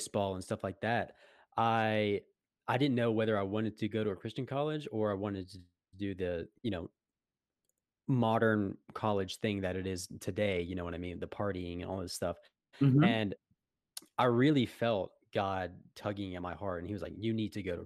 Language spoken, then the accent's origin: English; Florida, United States; moved away as an adult; I'm from Florida originally